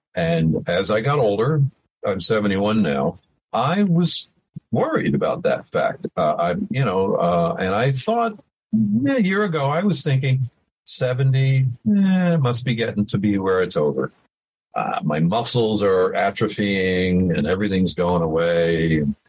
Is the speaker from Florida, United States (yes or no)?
no; Middletown, New York, United States; also born or lived in Woodstock, New York; I grew up in Middletown, New York, which is about 40 minutes from where the Woodstock um, uh, festival happened